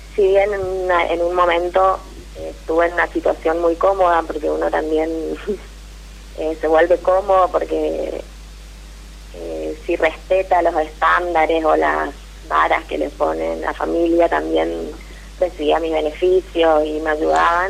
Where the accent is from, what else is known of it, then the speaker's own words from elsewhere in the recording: Corrientes, Argentina; Soy de Corrientes